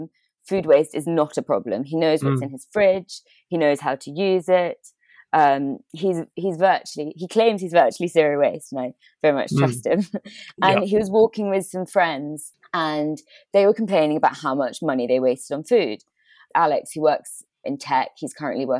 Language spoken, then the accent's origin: English; Bristol, South West England, United Kingdom; I'm from England, Bristol, which is where I'm based at the moment.